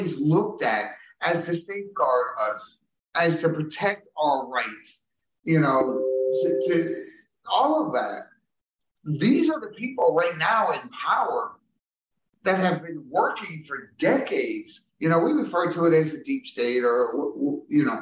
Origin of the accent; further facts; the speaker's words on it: New York City, New York, United States; I'm from New York, yes. I'm from New York City